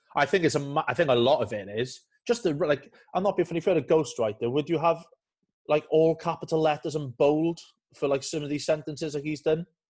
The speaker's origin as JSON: {"language": "English", "town": "Carmarthen", "region": "Wales", "country": "United Kingdom", "also_born_or_lived": "Wandsworth", "moved": "yes", "lives_now": "London, United Kingdom", "said": "I'm from Carmarthen and I support Cardiff"}